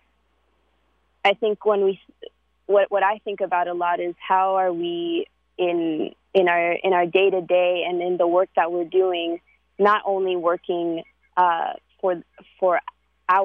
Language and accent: English; New York City, New York, United States; growing up in New York